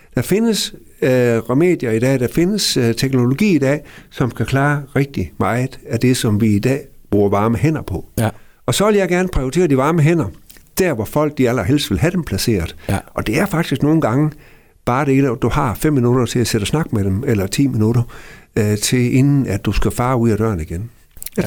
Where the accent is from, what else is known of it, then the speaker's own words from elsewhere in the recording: Gammel Aalbo, by the Little Belt, Southern Denmark, Denmark; den lille bondedreng ude fra Gamle Ålbo herude ved Lillebælt, øh, hvor jeg er opvokset i en børneflok på seks.